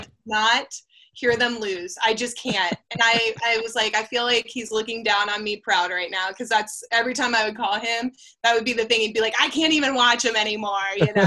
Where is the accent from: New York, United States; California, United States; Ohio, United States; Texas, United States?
Ohio, United States; moved away as an adult; now in Oklahoma, United States; I'm from Ohio. I covered the Buckeyes when Alex Grinch was co-defensive coordinator with Greg Schiano there